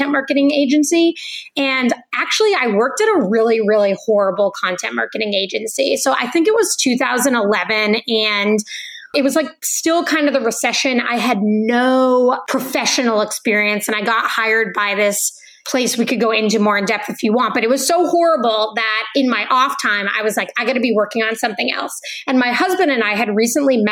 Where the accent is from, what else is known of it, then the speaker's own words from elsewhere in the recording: New England, United States; I'm from New England